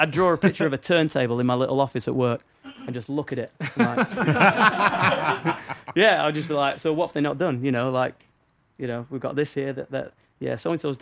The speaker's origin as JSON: {"language": "English", "region": "Northern England", "country": "United Kingdom", "accent": "Northern English"}